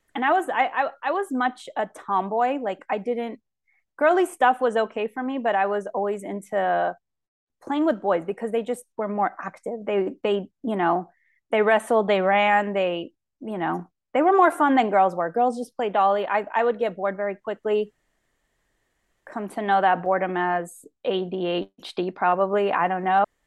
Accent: Fresno, California, United States; also born or lived in Yerevan, Armenia / Los Angeles, California; I grew up in Fresno California

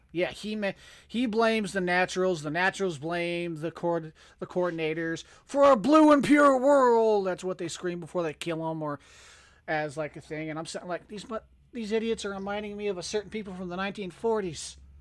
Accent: United States; I'm American

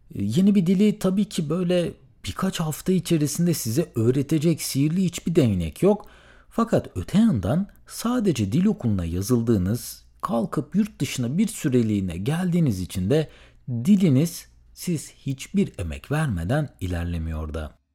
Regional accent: Söke, Aydın, Turkey; moved away as an adult; ben tüm hayatımı Aydın Söke'de geçirdiğim için

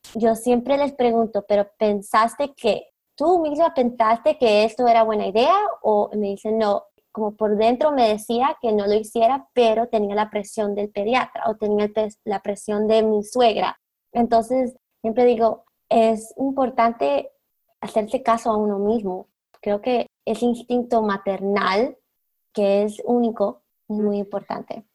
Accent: Colombia; now in South Florida, United States; yo soy de Colombia

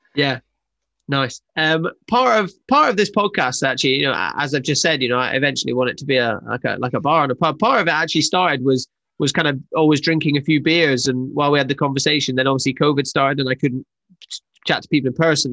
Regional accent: Scotland, United Kingdom; I'm Scottish

